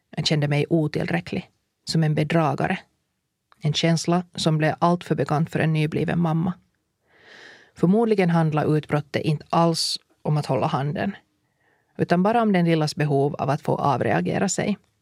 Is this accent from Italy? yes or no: no; Finland; vi kommer från Finland